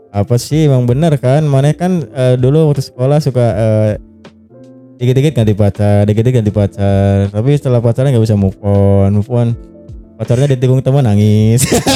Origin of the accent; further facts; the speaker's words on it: Java, Indonesia; accent: Ngapak; gua kan Jawa gitu kan, aku koe